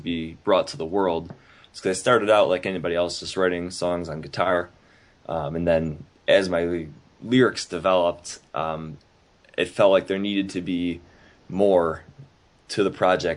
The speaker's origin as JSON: {"language": "English", "town": "Buffalo", "region": "New York", "country": "United States", "said": "we're from Buffalo, we're very close to Canada."}